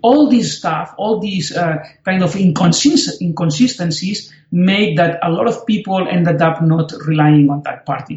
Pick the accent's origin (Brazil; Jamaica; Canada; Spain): Spain; also born or lived in Oxford; since I came back from Oxford to, to Spain